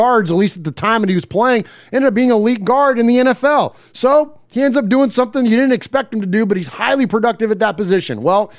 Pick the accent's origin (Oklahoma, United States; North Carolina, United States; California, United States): California, United States; Bay Area; now in Nashville, United States; I'm originally from the Bay Area. Jeff's lived all over the country. But we now live outside of Middle Tennessee.